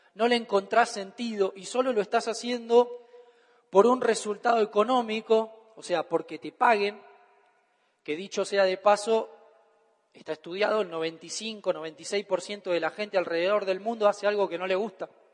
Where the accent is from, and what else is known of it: Argentina